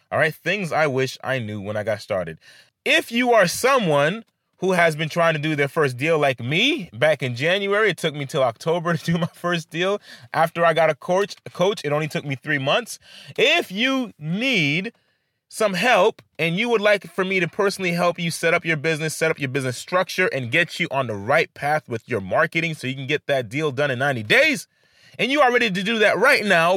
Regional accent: Haiti; I come from Haiti

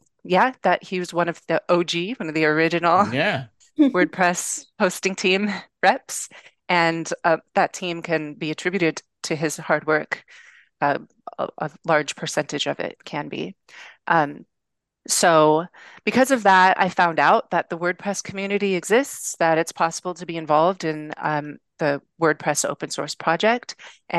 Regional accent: Venice Beach, California, United States; But I grew up in Venice Beach, which is probably one of the most liberal parts of the planet

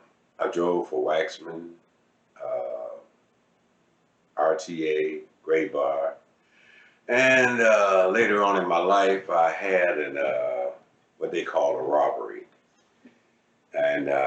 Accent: Cleveland, Ohio, United States; I'm from Cleveland, Ohio, born and raised.

